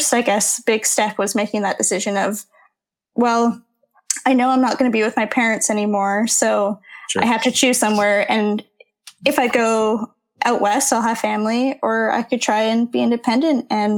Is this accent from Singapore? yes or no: yes; Singapore; also born or lived in Canada; growing up in Singapore, which is primarily where I grew up as a TCK, you call everyone auntie and uncle